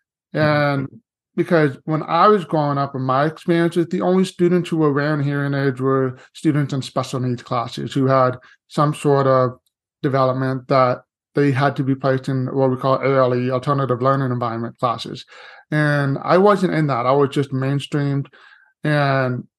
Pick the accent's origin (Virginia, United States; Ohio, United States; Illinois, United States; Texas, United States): Texas, United States; Seguin; also born or lived in Corpus Christi, Texas; now in San Antonio, United States; I was born in Corpus Christi by the coast, but did pretty much all of my living and education in Seguin, Texas, about 45 minutes east of San Antonio